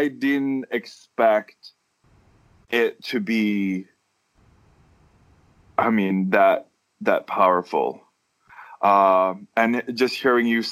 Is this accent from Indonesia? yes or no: yes; Medan, North Sumatra, Indonesia; moved away; I grew up in Medan, North Sumatra, Indonesia.